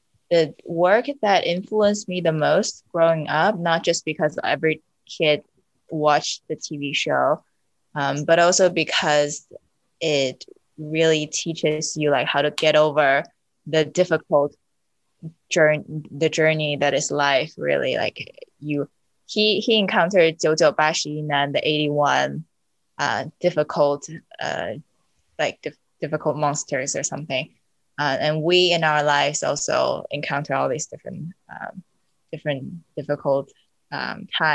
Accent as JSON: {"language": "English", "region": "Beijing", "country": "China", "tie": "born or raised there", "moved": "yes", "said": "I grew up in China, actually. Where I lived most of my childhood is really close to Yonghegong in Beijing"}